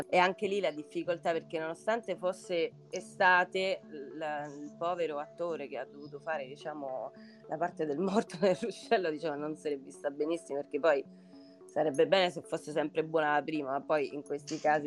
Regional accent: Sicily, Italy; da siciliana

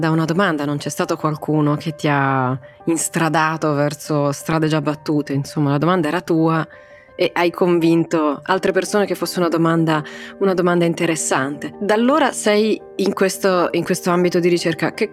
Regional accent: Rome, Lazio, Italy; moved away as an adult; now in Norwich, United Kingdom; Sì, sono nata e cresciuta a Roma.

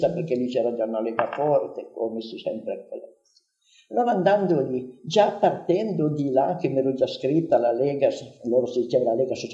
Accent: Piedmont, Italy

